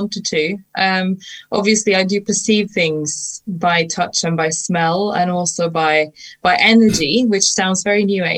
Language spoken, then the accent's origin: English; Norway; moved away; I am from Norway originally